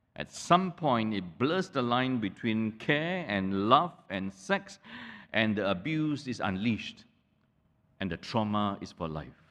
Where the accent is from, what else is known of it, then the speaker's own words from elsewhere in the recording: Malaysia; the whole town that I grew up in in Malaysia